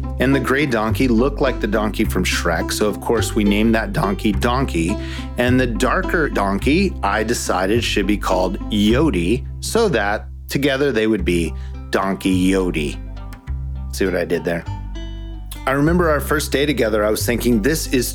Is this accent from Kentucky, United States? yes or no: no; Southern California, United States; moved away as an adult; also born or lived in Waco, Texas; a kid growing up in Southern California